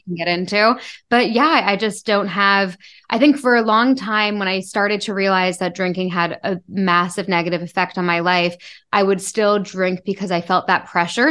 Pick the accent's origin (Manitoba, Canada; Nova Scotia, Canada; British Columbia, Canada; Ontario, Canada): Ontario, Canada; Toronto; I grew up in a big city. I grew up in Toronto